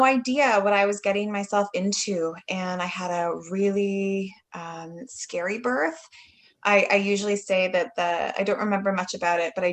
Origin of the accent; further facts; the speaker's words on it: Canada; I'm from Canada